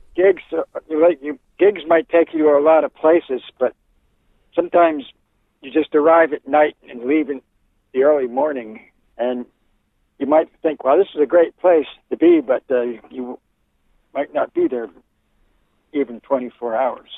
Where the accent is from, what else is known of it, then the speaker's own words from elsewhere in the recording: Bucks County, eastern Pennsylvania, United States; also born or lived in Virginia; now in Oregon, United States; I grew up in um, eastern Pennsylvania, in Bucks County, which is near, um, kind of lies between Philadelphia and, and New York City